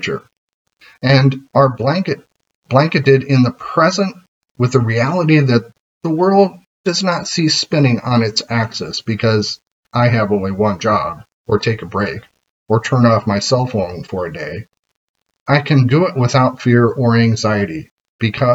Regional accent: United States; as an American

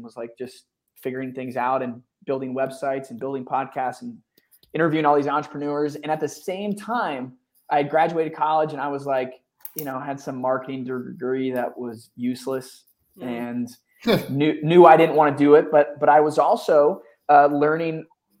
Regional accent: Northeast, United States; now in Austin, United States; I'm from the Northeast. I live in Austin, and I'm the only one that doesn't have a Southern accent, you know, and you know, well.

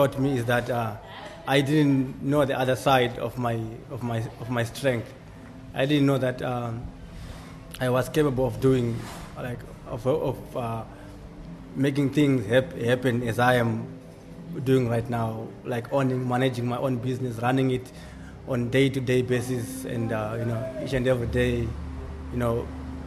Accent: Zimbabwe; now in Cape Town, South Africa; I am originally from Zimbabwe, living in Cape Town

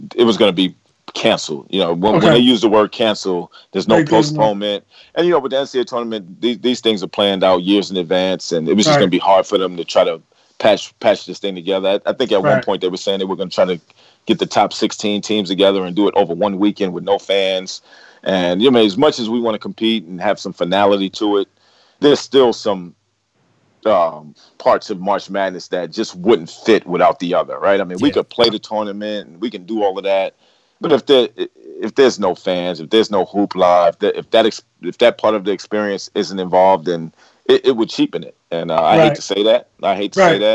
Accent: New York City, New York, United States; I'm from Corona

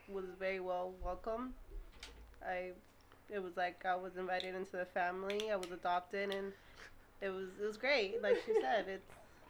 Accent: Puerto Rico; now in Orlando, United States; I was born and raised in Puerto Rico.

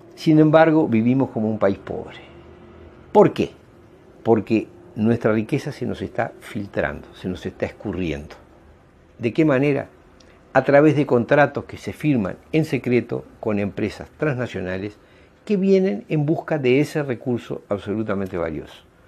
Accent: Uruguay; Actuamos como ciudadanos uruguayos

